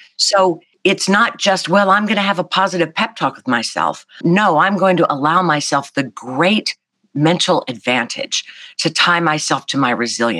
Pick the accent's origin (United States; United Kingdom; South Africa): United States; the South; not just because I'm from the South, where that's kind of a easy quality to placate, you know, be nice.